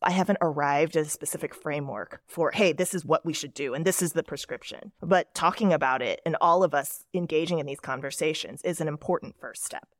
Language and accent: English; Dallas, Texas, United States; moved away as an adult; also born or lived in Seoul, South Korea; I grew up in Dallas, Texas